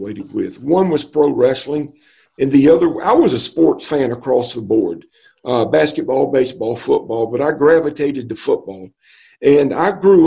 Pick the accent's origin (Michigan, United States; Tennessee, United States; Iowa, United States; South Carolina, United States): South Carolina, United States; Columbia; there was a wrestling school in my hometown of Columbia